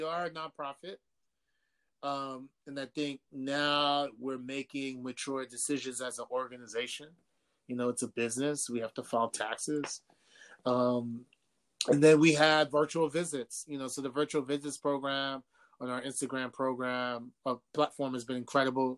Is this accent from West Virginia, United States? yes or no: no; New York City, New York, United States; both my parents are from Ghana. I was born in Harlem, raised in New York